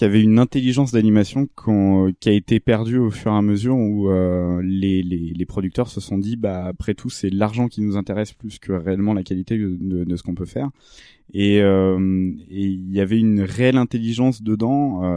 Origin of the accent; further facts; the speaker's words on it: France; en tant que Français